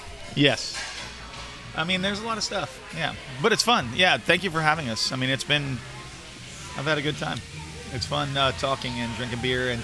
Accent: Texas, United States; But we're from Texas.

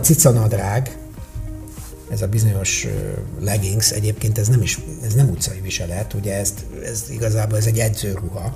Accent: Hungary

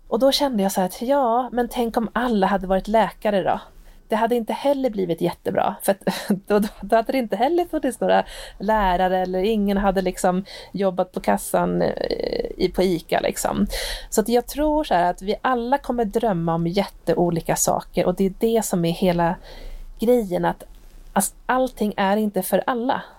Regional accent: Hälsingland, Gävleborg County, Sweden; moved away; hemma i Hälsingland där jag ursprungligen kommer ifrån

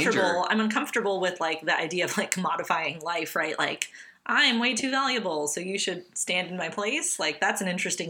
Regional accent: Lubbock, Texas, United States; I'm from Lubbock

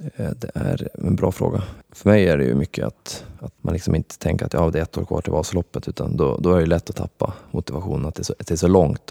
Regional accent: Skellefteå, Västerbotten County, Sweden; jag föddes upp i Skellefteå

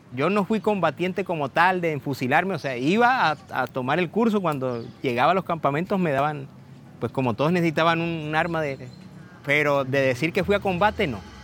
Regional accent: Plato, Magdalena, Colombia; moved away; also born or lived in Cartagena; tengo 44 años y nací en Plato Magdalena

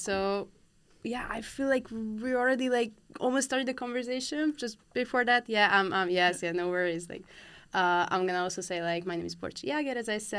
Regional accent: Hungary; moved away; I'm from Hungary.

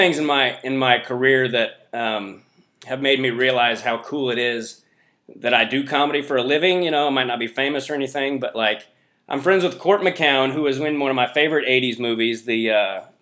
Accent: Kansas City, United States; moved away as an adult; also born or lived in Los Angeles area; now in Los Angeles, United States; I grew up in Kansas City

